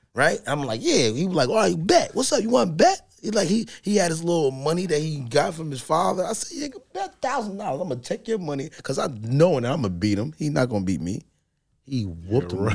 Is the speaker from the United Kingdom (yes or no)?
no; Newark, New Jersey, United States